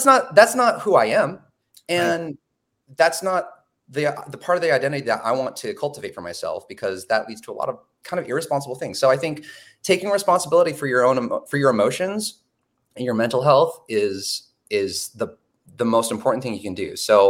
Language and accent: English; Portland, Oregon, United States; I come from Portland, Oregon